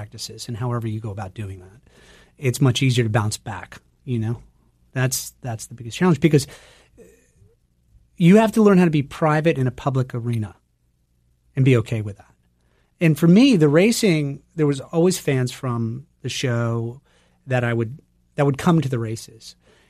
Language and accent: English; Turner, Maine, United States; I grew up in Turner, which is about 15 minutes outside the big city.